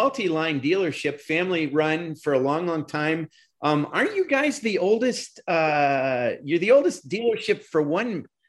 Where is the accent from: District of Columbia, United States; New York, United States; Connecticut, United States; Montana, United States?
New York, United States; growing up in New York, a long, long way from where Corey's from, though, about as far away as you can get and still be in the same state.